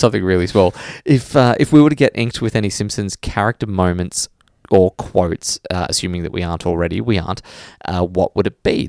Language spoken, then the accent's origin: English; England, United Kingdom; moved away as an adult; now in Queensland, Australia; I listen every day on my short drive to work here in central Queensland, where I moved 10 years ago from England.